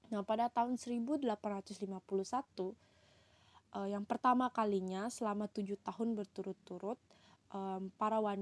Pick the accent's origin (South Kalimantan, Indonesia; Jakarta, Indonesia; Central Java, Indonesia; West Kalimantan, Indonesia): West Kalimantan, Indonesia; Pontianak; perkenalkan … asalku dari Pontianak, Kalimantan Barat, Indonesia.